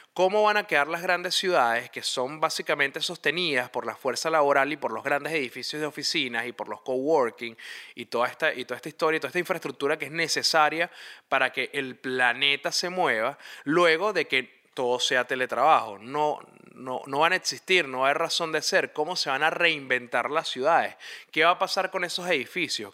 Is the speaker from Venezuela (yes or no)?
yes; Venezuela; moved away; nosotros como venezolanos empezamos a descubrir una vez que salimos del país